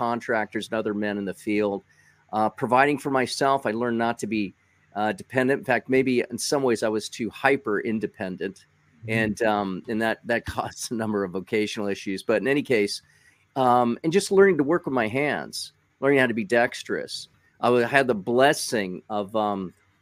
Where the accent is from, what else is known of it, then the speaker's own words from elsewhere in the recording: Los Angeles County, California, United States; I grew up in L.A. County